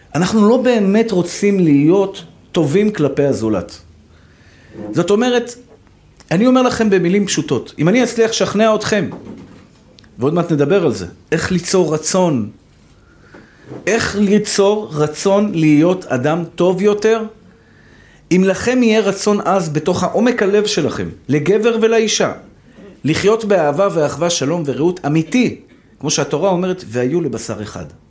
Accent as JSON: {"language": "Hebrew", "town": "Tel Aviv", "region": "Tel Aviv District", "country": "Israel", "tie": "born or raised there", "said": "אני גדלתי בשכונת התקווה"}